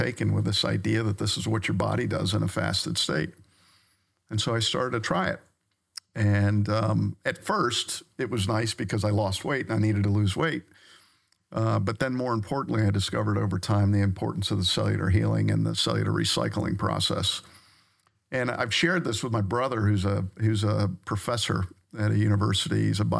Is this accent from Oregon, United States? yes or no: no; Maryland, United States; Yeah, so I grew up on the Eastern Shore of Maryland on the Chesapeake Bay. And so I grew up around the water my whole life.